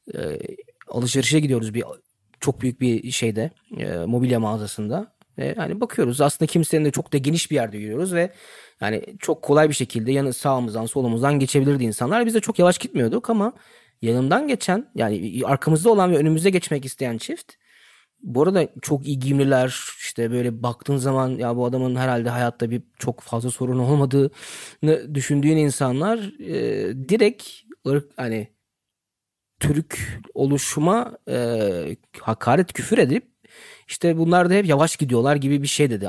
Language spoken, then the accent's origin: Turkish; Germany; burada doğdum, büyüdüm